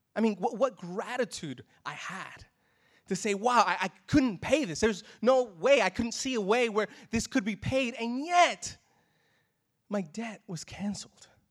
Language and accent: English; New York City, New York, United States; now in Australia; I'm from New York City.